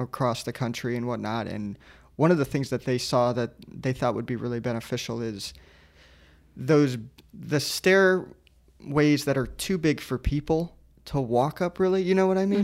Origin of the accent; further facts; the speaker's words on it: Sarasota, Florida, United States; moved away; I come from Sierra, Sarasota, and at C S T Key Beach